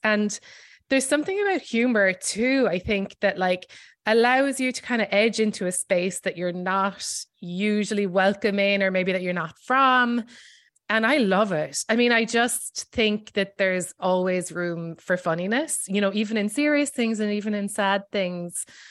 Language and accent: English; Ireland; moved away as an adult; now in New York, United States; I am Irish and I grew up there